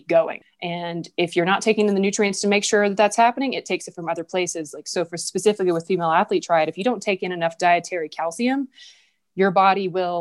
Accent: the South, United States; moved away as an adult; now in Jackson, United States; I'm from the South

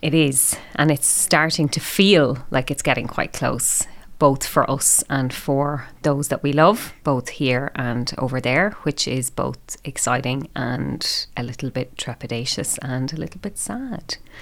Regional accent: Ireland; now in Melbourne, Australia; me being Irish

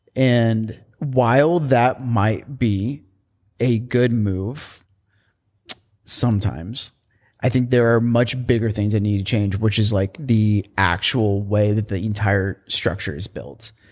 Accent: Indiana, United States; also born or lived in San Francisco; now in Portland, United States; I grew up in Indiana

